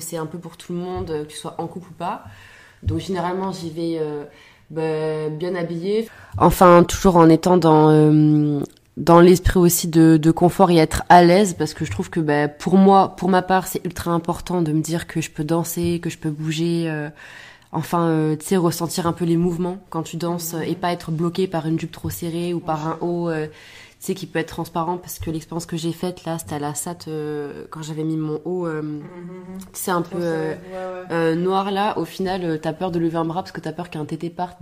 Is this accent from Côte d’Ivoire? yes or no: no; Albi, Occitania, France; moved away as an adult; now in Montreal, Canada; Je viens de Toulouse mais plus précisément d'Albi